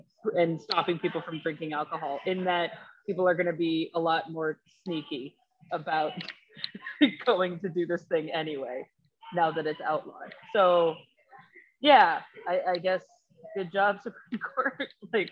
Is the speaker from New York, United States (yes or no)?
no; Connecticut, United States; moved away as an adult; also born or lived in Texas; now in Dallas, United States; I wasn't raised in Texas. I was raised in Connecticut, but moved here for college. So I've been here about 10 years now, actually.